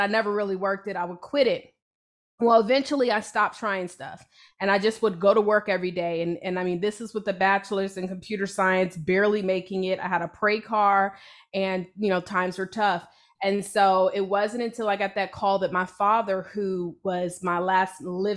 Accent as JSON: {"language": "English", "town": "Hampton", "region": "Virginia", "country": "United States", "moved": "yes", "said": "I'm originally from Virginia. Hampton, Virginia."}